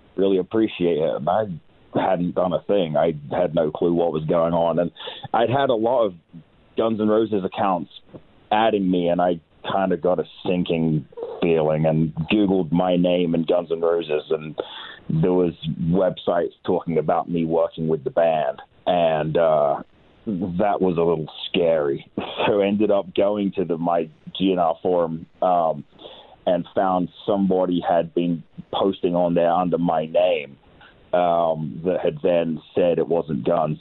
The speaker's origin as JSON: {"language": "English", "region": "England", "country": "United Kingdom", "moved": "yes", "lives_now": "between Las Vegas and Los Angeles, United States", "said": "I am English"}